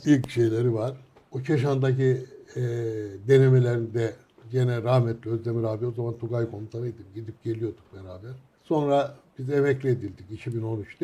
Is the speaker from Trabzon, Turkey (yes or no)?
yes; Sürmene, Trabzon, Turkey; Dedim Surmaneli